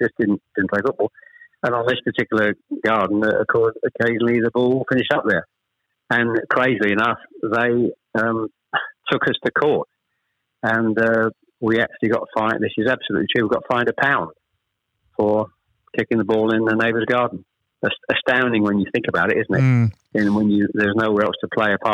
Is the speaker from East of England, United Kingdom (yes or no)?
yes; Chelmsford, East of England, United Kingdom; born or raised there; also born or lived in Ashton-under-Lyne, Greater Manchester